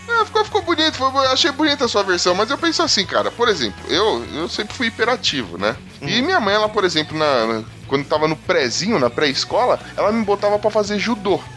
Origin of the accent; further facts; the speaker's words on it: São Paulo, Brazil; a gente é da Zona Leste de São Paulo